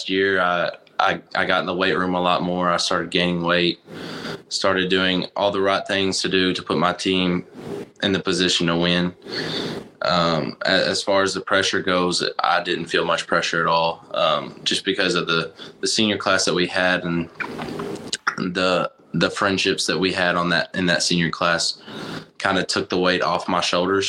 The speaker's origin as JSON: {"language": "English", "town": "Greenbrier", "region": "Arkansas", "country": "United States", "said": "I am a quarterback from Greenbrier, Arkansas, a little small town in Arkansas, about 6,000 people."}